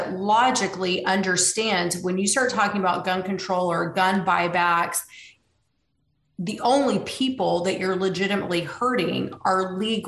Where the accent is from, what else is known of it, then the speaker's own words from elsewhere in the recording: Tulsa, Oklahoma, United States; now in Austin, United States; I grew up in Tulsa, Oklahoma.